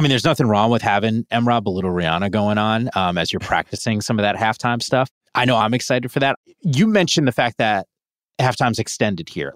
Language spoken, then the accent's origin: English; Northeast, United States; I'm from the Northeast